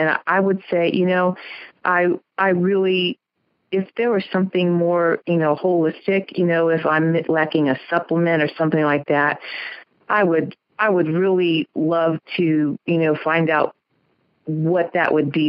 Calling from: Boise, Idaho, United States; I'm calling from beautiful Boise, Idaho.

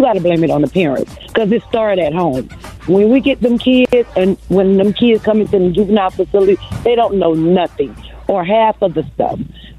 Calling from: Tampa, Florida, United States; I'm calling from Tampa, Florida.

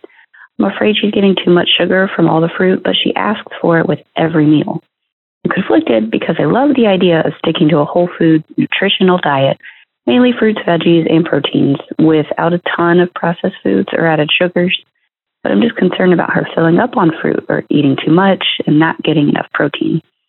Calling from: Brighton, Michigan, United States; I'm calling in from Brighton, Michigan.

